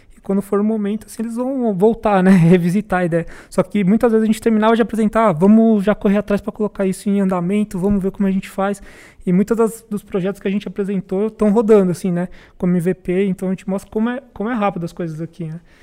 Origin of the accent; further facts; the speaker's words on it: Itanhaém, São Paulo, Brazil; moved away as an adult; now in São Paulo, Brazil; sou de Itanhaém, em São Paulo